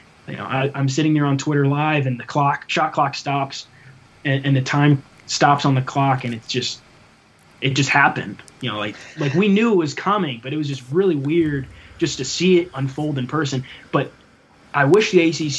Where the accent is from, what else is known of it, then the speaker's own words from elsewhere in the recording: Yorktown, Virginia, United States; now in Blacksburg, United States; I'm from the 757. I'm from Yorktown, right around Newport News and Williamsburg